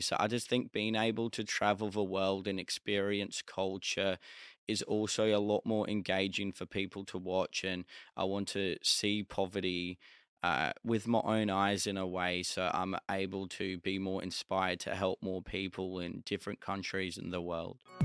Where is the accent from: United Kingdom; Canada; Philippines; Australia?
Australia; I was from Australia